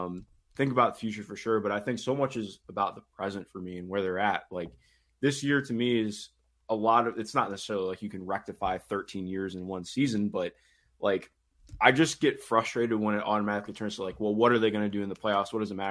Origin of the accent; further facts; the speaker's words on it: Cleveland, Ohio, United States; It's funny too, because I grew up in Cleveland. I still live there right now.